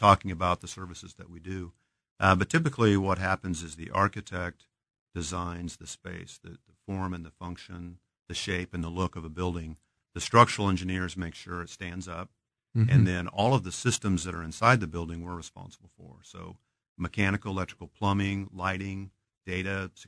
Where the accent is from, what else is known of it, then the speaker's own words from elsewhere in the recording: Topeka, Kansas, United States; now in Kansas City, United States; Born and raised in Topeka, went to school at KU